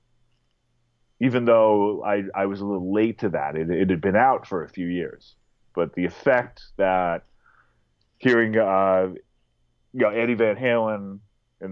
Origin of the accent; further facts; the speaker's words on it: Berkeley, California, United States; I grew up in Berkeley, California